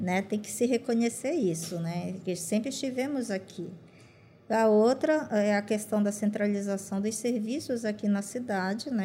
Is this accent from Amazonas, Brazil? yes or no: yes; Maués, Amazonas, Brazil; first language Sateré-Mawé; Portuguese is a second language; now in Manaus, Brazil; Eu moro aqui em Manaus, mas eu venho de uma região do Baixo Amazonas, município de Maués